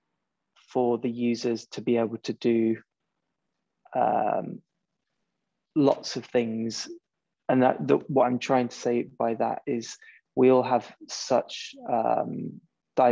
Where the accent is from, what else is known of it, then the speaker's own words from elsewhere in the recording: Spain; also born or lived in China; now in United Kingdom; I was born and brought up in Spain